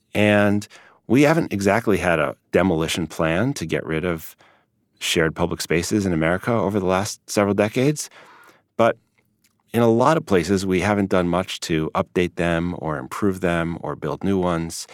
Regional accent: Chicago, Illinois, United States; I grew up in Chicago

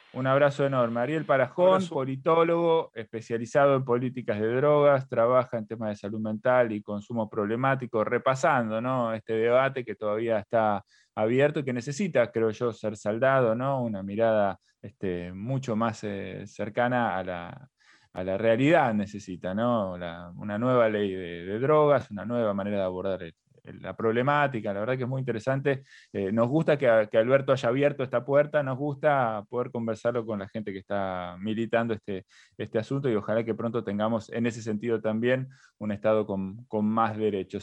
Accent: Argentina; cómo somos los argentinos culturalmente

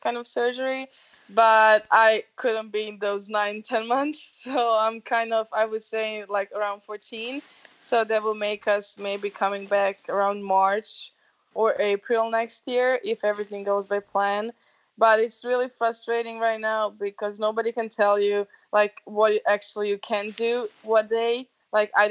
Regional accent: Dubrovnik, Dubrovnik-Neretva County, Croatia; my hometown, Dubrovnik.

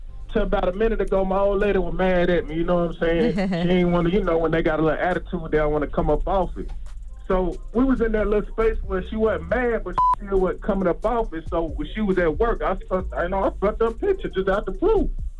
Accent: Charlotte, North Carolina, United States; Hey, man, that's all I know how to do. I'm from Charlotte, baby.

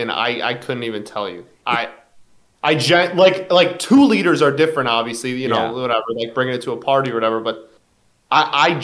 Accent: Michigan, United States; I'm from Michigan

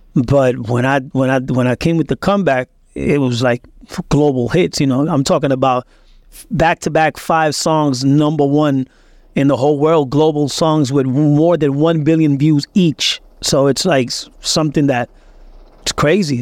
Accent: Puerto Rico; also born or lived in Lawrence, Massachusetts, United States; he just took us as a fugitive to Puerto Rico to raise us

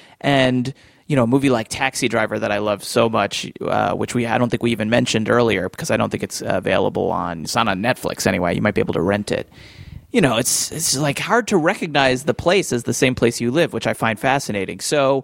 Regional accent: New Jersey, United States; moved away as an adult; now in New York City, United States; I've lived here now, although I grew up in New Jersey and I, you know, did spend time in New York as a kid. I've lived here for just about 10 years now.

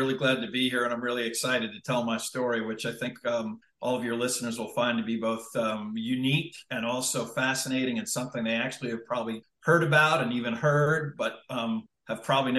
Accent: New York, United States; I'm from the New York area. I grew up on Long Island, New York, and I went to a Northeastern liberal arts college.

